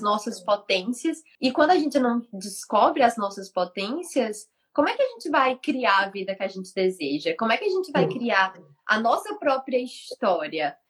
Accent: Fortaleza, Ceará, Brazil; moved away; eu sou de Fortaleza, né? Fortaleza, meu povo, assim praia.

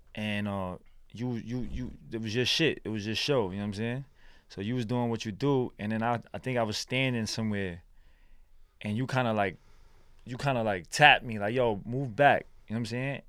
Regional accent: New York City, New York, United States; also born or lived in Brooklyn / Chinatown, New York City; I was born in Brooklyn, born and raised in Lower East Side

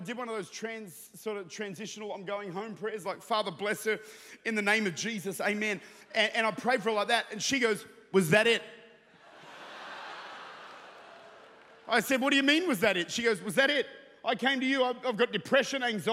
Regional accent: Australia; now in New Zealand; I'm Australian.

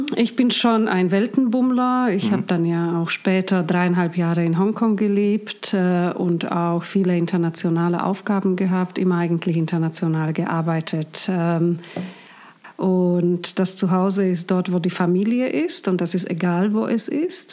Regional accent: Bratislava, Bratislava Region, Slovakia; also born or lived in Hong Kong; now in Germany; ich bin in Bratislava aufgewachsen

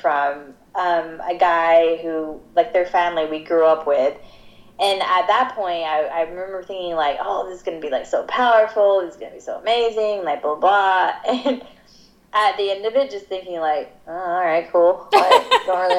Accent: Georgia, United States; moved away as an adult; I grew up in Georgia for 18 years of my life

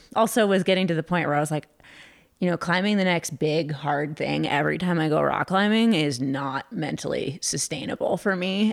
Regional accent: California, United States; now in Lander, United States; I grew up in California

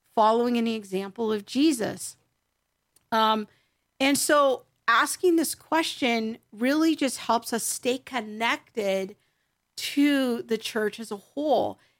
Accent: United States; being an American Christian growing up in the latter half of the twentieth century

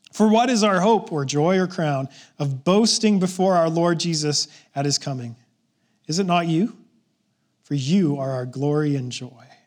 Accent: Canada

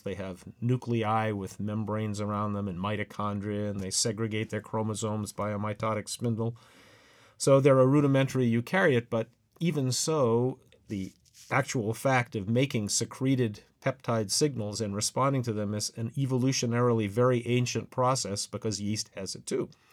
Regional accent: Massachusetts, United States; I was born and raised in Massachusetts, and I went to high school there

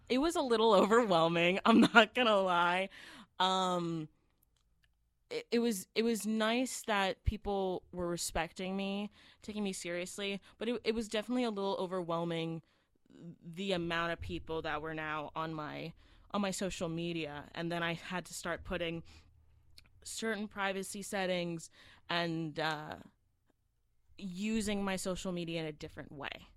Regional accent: Florida, United States; I was born and raised in Florida.

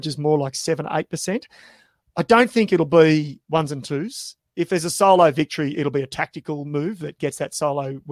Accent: Australia

